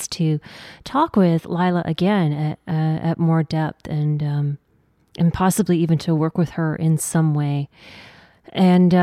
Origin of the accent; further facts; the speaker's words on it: South Dakota, United States; I grew up in South Dakota